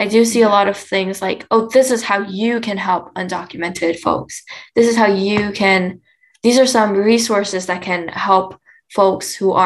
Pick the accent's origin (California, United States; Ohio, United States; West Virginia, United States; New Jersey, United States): California, United States; Fresno; I come from Fresno, and because Fresno doesn't have a big Vietnamese population